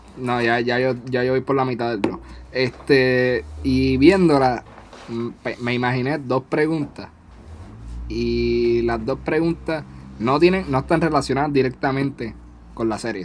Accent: Puerto Rico; moved away; somos seis boriguas

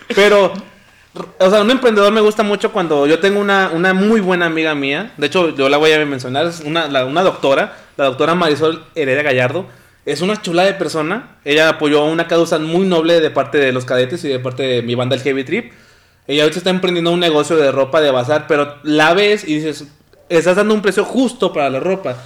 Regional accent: Mexico; somos mexicanos hasta el tope

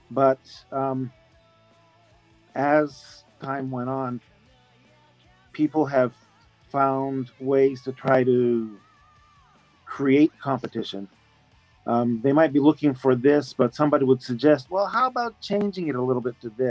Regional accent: Japan; Canadian, but born and raised in Japan. Born in Japan

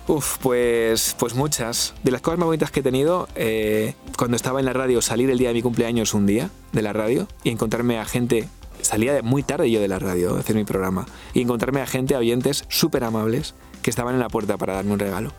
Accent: Valladolid, Castile and León, Spain; moved away; estaba en Valladolid, que es la ciudad donde yo nací

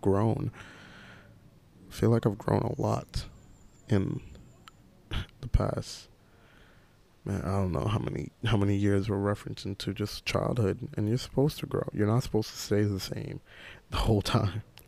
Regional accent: New York City, New York, United States; I was in Rosedale, that was such like a little small suburban Caribbean community that gave me so many values

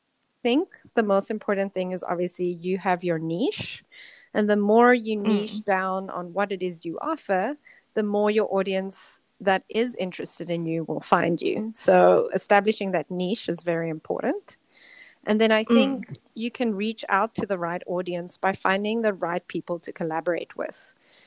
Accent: South Africa; now in Hong Kong; And so I'm originally from South Africa.

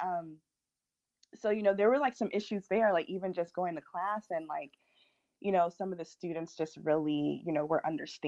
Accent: Virginia, United States; born there; I was born in Virginia, but I obviously didn't remember that.

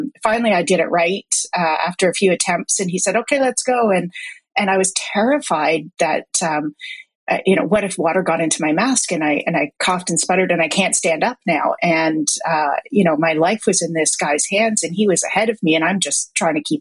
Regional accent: Toronto, Ontario, Canada; moved away as an adult; now in Vancouver, Canada; I was born in Toronto, actually, but moved out to Vancouver when I was 23

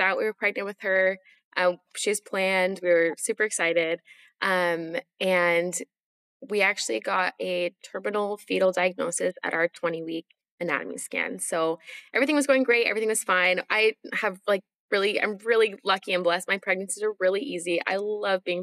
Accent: Washington, United States; also born or lived in Utah; now in Nashville, United States; I live in Nashville, Tennessee. I'm originally from Washington State, though.

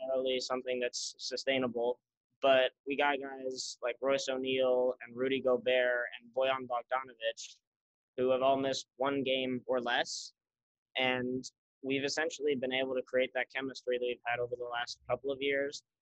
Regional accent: Salt Lake City, Utah, United States; moved away as an adult; now in Syracuse, United States; I grew up in Salt Lake

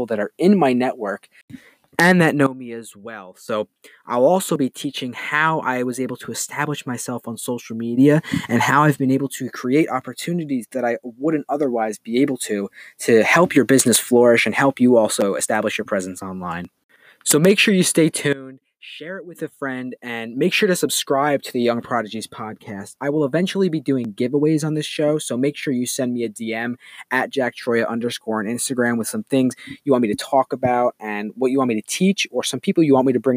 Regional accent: Hopewell Junction, New York, United States; I'm coming to you live from my hometown in Hopewell Junction, New York

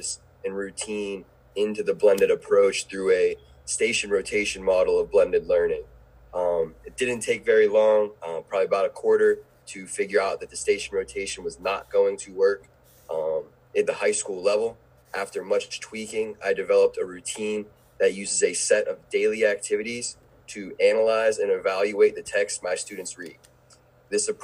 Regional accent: Pittsburgh, Pennsylvania, United States; moved away as an adult; now in Brevard County, United States; I'm an educator from Pittsburgh, Pennsylvania, that has found his place educating at Heritage High School in Brevard Public Schools

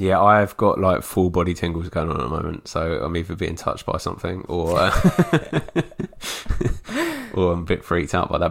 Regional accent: England, United Kingdom; being English

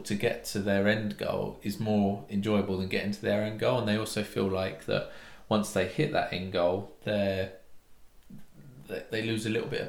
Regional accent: United Kingdom; being British

